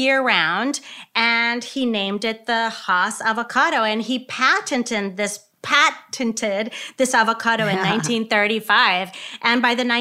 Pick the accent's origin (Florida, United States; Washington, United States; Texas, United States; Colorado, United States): Texas, United States; Laredo; growing up in Laredo on the border